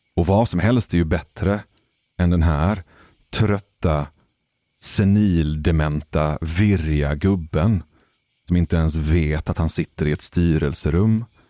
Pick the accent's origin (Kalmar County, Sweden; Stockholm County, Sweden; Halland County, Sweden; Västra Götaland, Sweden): Västra Götaland, Sweden; Gothenburg; den nordligaste delen av Hisingen, där jag växte upp